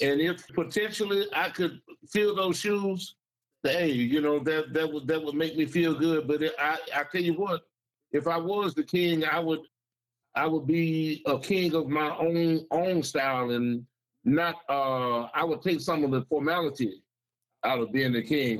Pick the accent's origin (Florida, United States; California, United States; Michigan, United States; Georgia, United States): Michigan, United States; Saginaw; now in Bay City, United States; I grew up in Saginaw